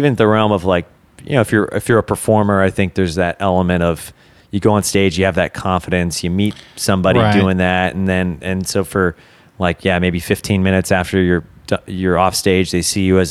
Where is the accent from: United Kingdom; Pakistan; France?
France; English is a second language; I am from France.